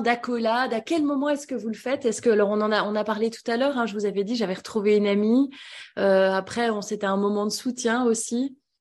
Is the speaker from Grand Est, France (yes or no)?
no; Vendée, Pays de la Loire, France; moved away; Je viens de Vendée